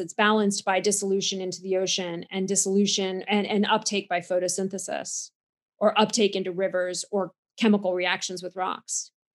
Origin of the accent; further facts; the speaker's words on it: United States; now in Cambridge, United Kingdom; you can hear from my accent that I'm from America, so I do try to get home to see my my family from time to time